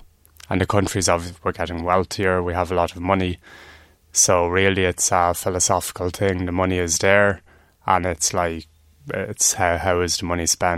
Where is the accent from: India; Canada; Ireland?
Ireland; Julianstown, Leinster; also born or lived in Drogheda; I'm from Julianstown. I lived here for the last 6 years, but I haven't been here in about 6 months.